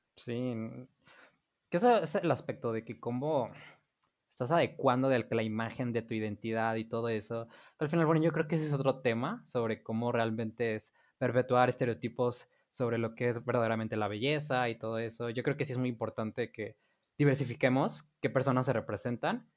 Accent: Mexico; para nosotros como mexicanos

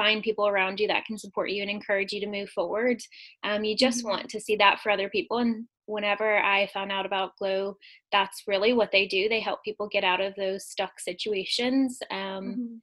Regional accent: United States; moved away as an adult; also born or lived in Kusel, Germany; now in Northern Ireland, United Kingdom; I'm American living in the UK

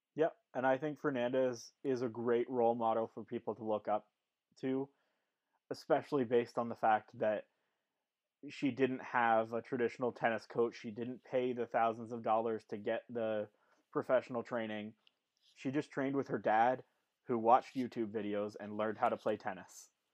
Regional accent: Canada; we're Canadian, we love our country

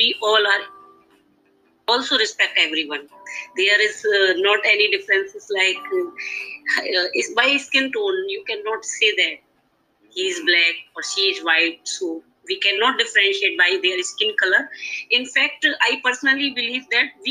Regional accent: India; I'm an Indian

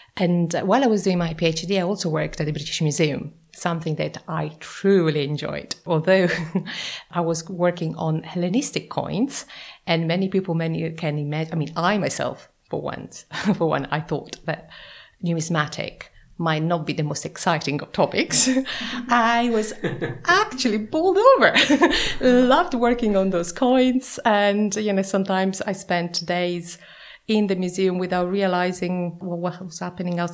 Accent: Florence, Tuscany, Italy; I'm from Florence, and you know, this is a city that is imbued in history.

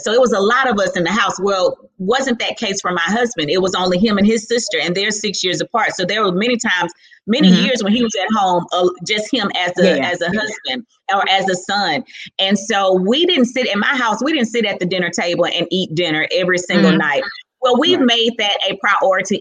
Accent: Houston, Texas, United States; I'm from Fifth Ward, mm-hmm. Texas

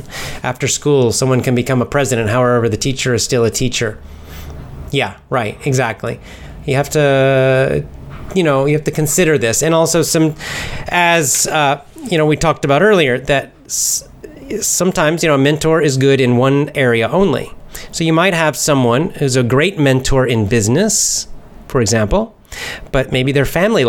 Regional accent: Georgia, United States; now in Osaka, Japan; I'm from United States, America, and born in the United States, and specifically from the southeast part of America, Georgia, the state of Georgia, not the country, the state

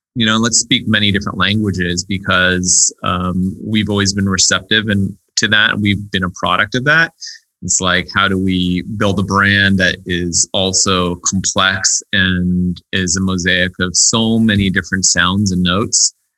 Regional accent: United States; I was born here in the States.

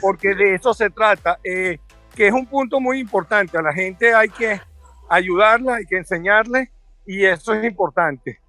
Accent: Venezuela; moved away; siempre sigo siendo venezolano fuera

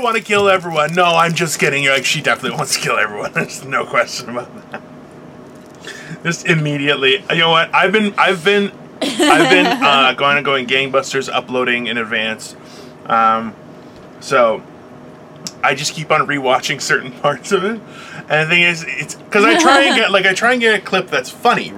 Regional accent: Brampton, Ontario, Canada; I grew up in Brampton. We had tons of farmers in the area

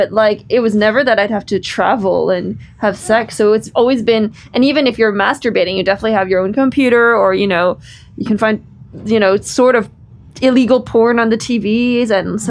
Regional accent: Canada; because I guess I grew up in Canada

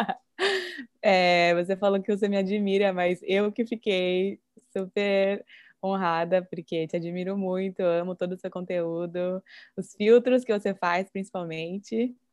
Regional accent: Brazil; moved away as an adult; now in Japan; eu me sinto diferente por ser brasileira

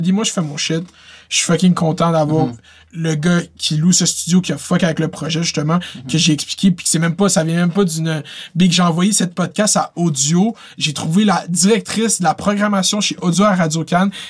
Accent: Laval, Quebec, Canada; j'ai tout le temps dit que je venais de Laval

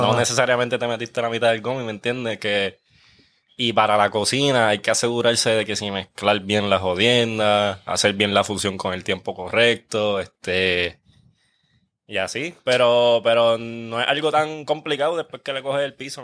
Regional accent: Guaynabo, Puerto Rico; yo soy de Guaynabo, pero yo soy del área de campo, like yo criaba conejos y todo

